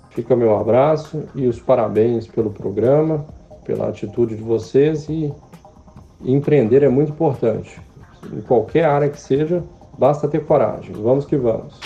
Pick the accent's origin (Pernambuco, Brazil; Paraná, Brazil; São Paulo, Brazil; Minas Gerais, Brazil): Minas Gerais, Brazil; moved away; como mineiro